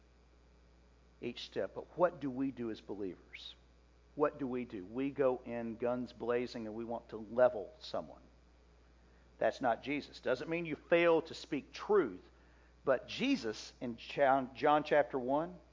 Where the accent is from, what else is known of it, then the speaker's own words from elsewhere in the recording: Oxford, Mississippi, United States; I grew up in Oxford, Mississippi